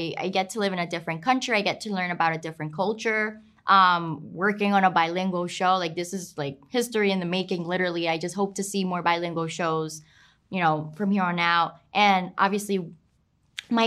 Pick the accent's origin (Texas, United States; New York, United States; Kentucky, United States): New York, United States; I'm Colombian, but I grew up in New York.